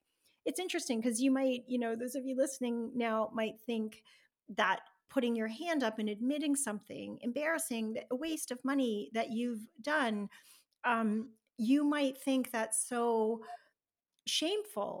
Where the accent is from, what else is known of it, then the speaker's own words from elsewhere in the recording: Canada; I'm Canadian